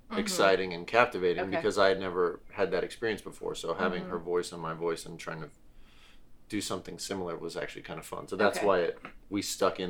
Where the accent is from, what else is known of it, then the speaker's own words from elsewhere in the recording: Columbus, Ohio, United States; moved away as an adult; also born or lived in Los Angeles; I'm from Columbus